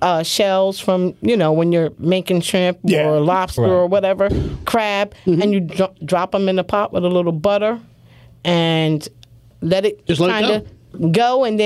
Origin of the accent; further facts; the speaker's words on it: New York City, New York, United States; also born or lived in Lancaster County, Pennsylvania; now in Pennsylvania, United States; I'm originally from New York, from Brooklyn. I was raised by my grandmother.